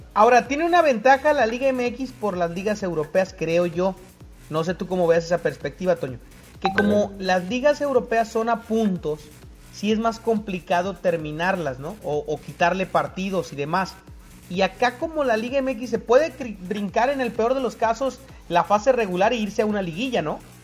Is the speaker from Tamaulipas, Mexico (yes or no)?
yes; Tampico, Tamaulipas, Mexico; moved away; cuando estaba en mi tierra natal Tampico